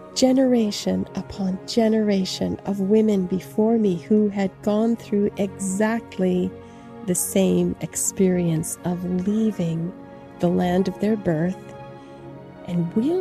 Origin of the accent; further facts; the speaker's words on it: United States; born there; Now, I was born in the United States of America, but it was obvious to me that I was not an indigenous American.